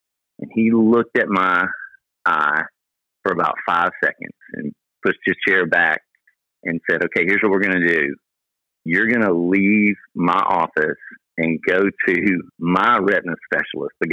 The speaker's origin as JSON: {"language": "English", "town": "Memphis", "region": "Tennessee", "country": "United States", "tie": "born or raised there", "moved": "yes", "lives_now": "Dallas, United States", "said": "Memphis, my hometown"}